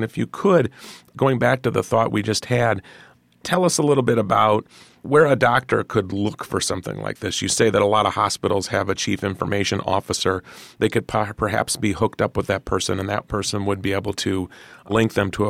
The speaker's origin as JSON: {"language": "English", "region": "Iowa", "country": "United States", "said": "But I'm from Iowa. I can walk you through that."}